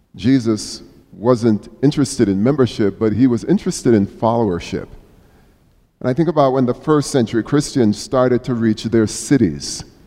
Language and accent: English; Jamaica; now in United States; as a youngster growing up in Jamaica